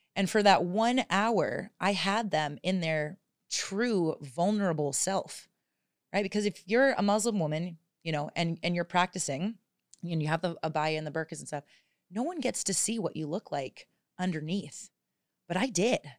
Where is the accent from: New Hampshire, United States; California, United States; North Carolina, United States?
New Hampshire, United States; southern; moved away as an adult; also born or lived in Arizona / Tulum, Mexico / Phuket, Thailand; now in Thailand; I grew up actually on a small farm in southern New Hampshire